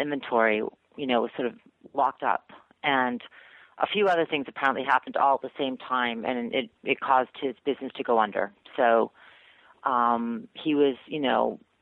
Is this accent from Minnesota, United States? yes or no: no; Newton, Massachusetts, United States; moved away as an adult; also born or lived in Atlanta; I grew up in Newton, which is a sort of affluent suburb of Boston